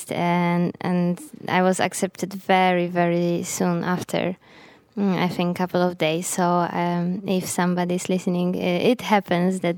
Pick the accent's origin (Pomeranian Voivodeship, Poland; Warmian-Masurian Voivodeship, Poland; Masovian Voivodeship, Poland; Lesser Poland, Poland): Pomeranian Voivodeship, Poland; Gdańsk; during my high school years, and and Gdańsk, my hometown, was a very good um, base for it.